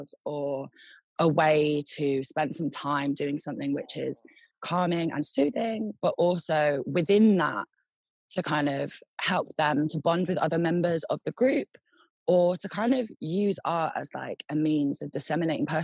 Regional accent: London, United Kingdom; moved away; also born or lived in Manchester; I live in London now. I've gone back to my hometown.

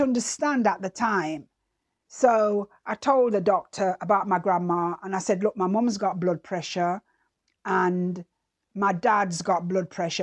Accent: Jamaica; moved away; I remember as a child growing up in Jamaica

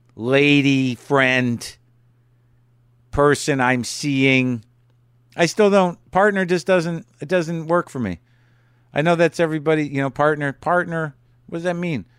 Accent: Albuquerque, New Mexico, United States; moved away; at the Albuquerque Journal Theater there in my hometown

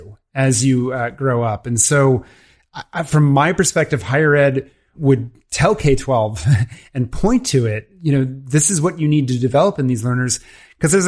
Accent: Washington, District of Columbia, United States; I grew up in the Washington DC area

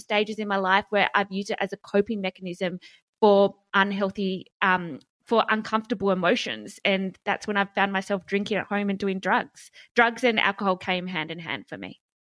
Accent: Hobart, Tasmania, Australia; I grew up in Hobart

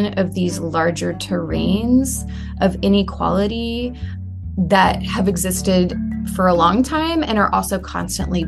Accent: San Antonio, Texas, United States; moved away as an adult; also born or lived in Morocco; I'm from San Antonio and grew up kind of on the edge of what might be the borderland region between the U.S. and Mexico

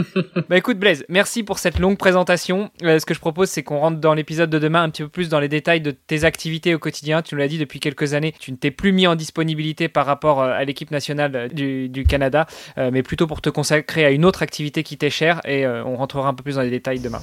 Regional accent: France; un Français

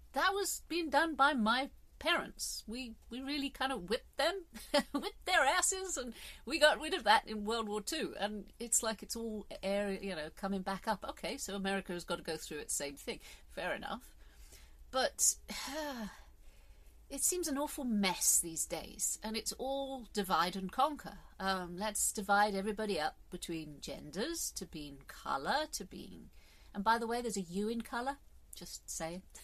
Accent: England, United Kingdom; I'm English

